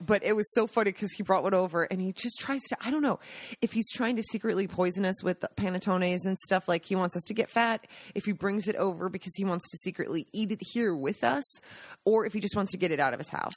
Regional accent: Washington, United States; moved away as an adult; now in Italy; I grew up in Washington State

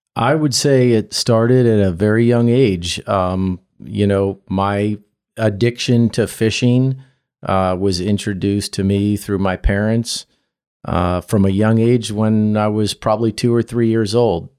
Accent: Virginia, United States; I grew up in Virginia

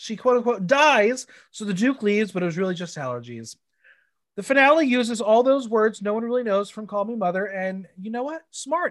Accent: Canada

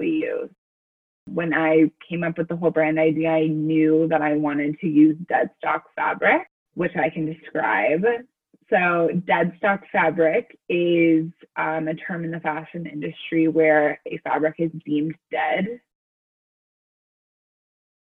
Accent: Colorado, United States; I'm from Colorado

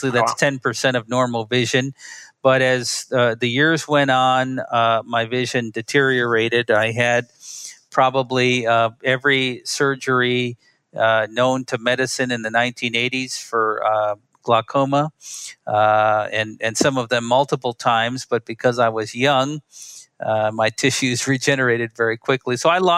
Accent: Milwaukee, Wisconsin, United States; I grew up in Milwaukee, Wisconsin.

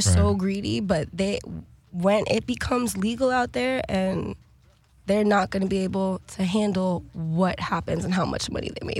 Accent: Florida, United States; now in New York, United States; But going to Florida, back to my home state

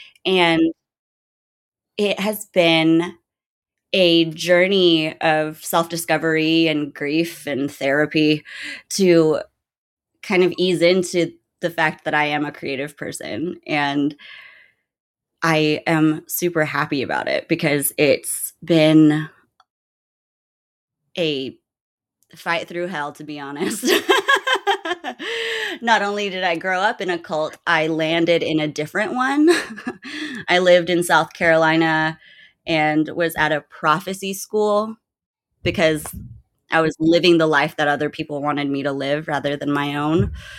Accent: Germany; also born or lived in Guam; I'm a military brat. I was born on Guam and my mom married a military guy. And we traveled a bunch. I grew up basically my whole life in Germany. It's the longest place we ever stayed.

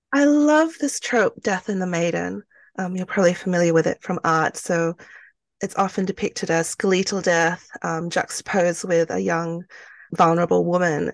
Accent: Australia; also born or lived in Malaysia; I was born in Malaysia, um, to two Chinese parents. So I'm ethnically Chinese. And then we migrated to Australia when I was, um, quite young

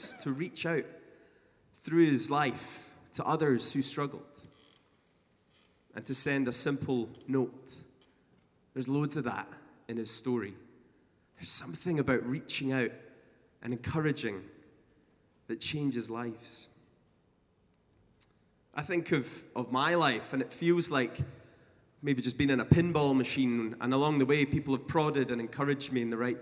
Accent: Scotland, United Kingdom; a Scottish musician

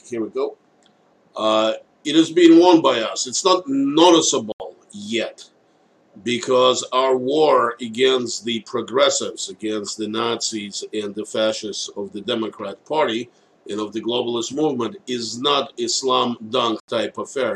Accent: United States; as an American citizens

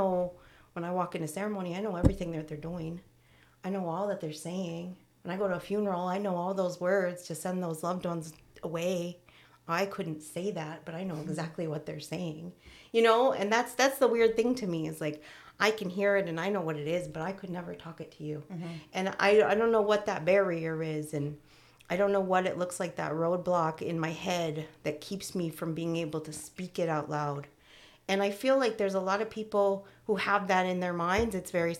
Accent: Syracuse, New York, United States; also born or lived in Utica / Florida / Indiana / Georgia; I was born in Syracuse, and then I went to Utica, and then I went to Florida, and then I went to Indiana, and then I went to Georgia. And then I came back and I was 10 or 11.

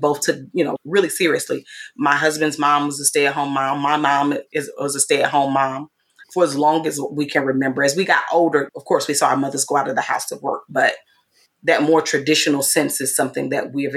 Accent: Mississippi, United States; moved away; I'm from Mississippi

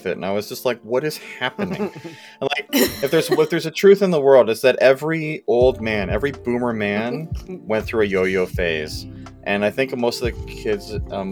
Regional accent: Elmont, New York, United States; now in Edmonton, Canada; the house that I grew up in Elmont

